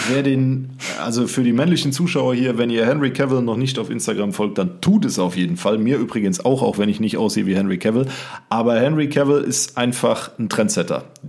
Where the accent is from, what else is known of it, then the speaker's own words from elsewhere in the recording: Siegerland, North Rhine-Westphalia, Germany; hier bei uns im Siegerland sagt man ja zur Begrüßung auch Schur